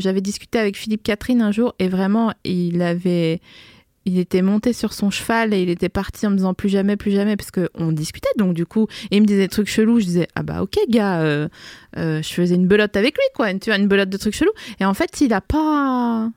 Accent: Vosges and Alsace, Grand Est, France; moved away as an adult; also born or lived in Lille; je suis née dans les Vosges le 22 février 1984. J'ai grandi entre les Vosges et l'Alsace.

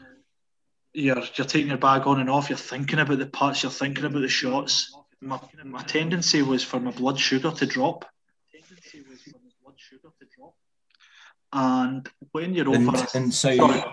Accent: West Coast, Scotland, United Kingdom; growing up in Scotland, boys, I mean, as I said, on the West Coast

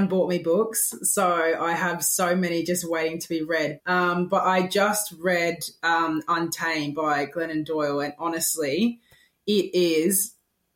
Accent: England, United Kingdom; being English, I played soccer from the moment that I could walk

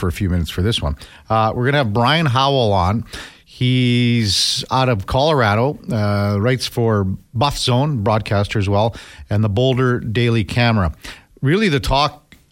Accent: Saskatchewan, Canada; I grew up in Saskatchewan, so we used to go to the old Taylor Field

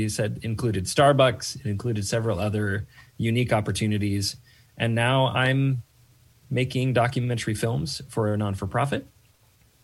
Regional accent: Oregon, United States; moved away; also born or lived in Atlanta; I come from the West Coast. I grew up in Oregon

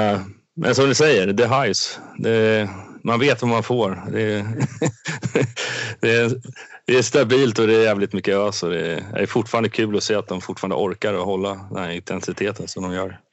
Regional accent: Sweden

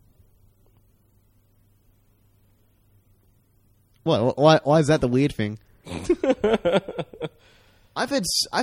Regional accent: Australia; as an Australian, as a citizen of the world

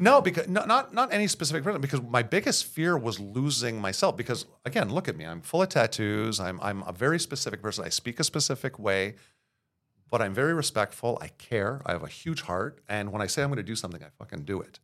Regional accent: Montreal, Quebec, Canada; born and raised in Verdun.

